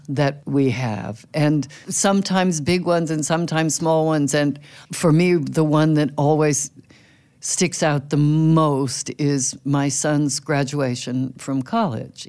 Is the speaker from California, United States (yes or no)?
yes; California, United States; now in Brooklyn, United States; I grew up in California